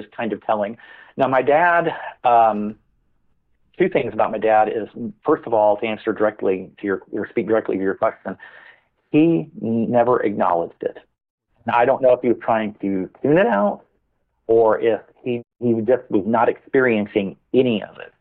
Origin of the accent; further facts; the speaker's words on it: Farmers Branch, Texas, United States; I grew up in the North Dallas area of Dallas, Texas, and this was in a little suburb of Dallas called Farmers Branch